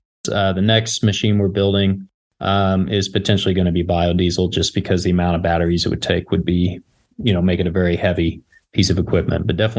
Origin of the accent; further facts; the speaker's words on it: Kansas, United States; also born or lived in Los Angeles; I grew up in Kansas, farming on both sides of the family. Went to K-State, a couple degrees there, went